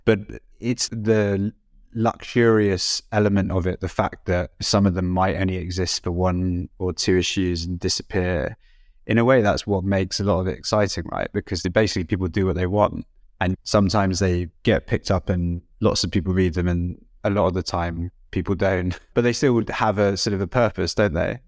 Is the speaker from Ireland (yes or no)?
no; United Kingdom; I'm British.